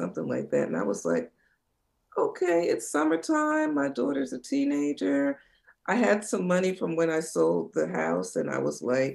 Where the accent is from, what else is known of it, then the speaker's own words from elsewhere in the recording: New Jersey shore, United States; I grew up in New Jersey on the shore